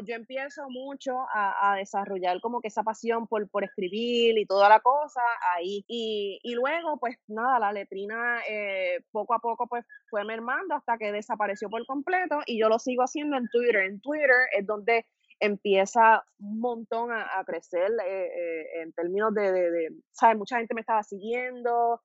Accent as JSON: {"language": "Spanish", "town": "Guayama", "country": "Puerto Rico", "said": "soy de Guayama y para ese entonces yo vivía en Guayama"}